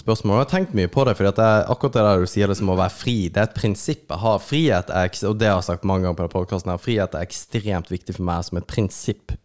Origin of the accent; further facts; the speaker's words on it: Kristiansand, Agder, Norway; moved away; also born or lived in Oslo; Jeg kommer fra Kristiansand.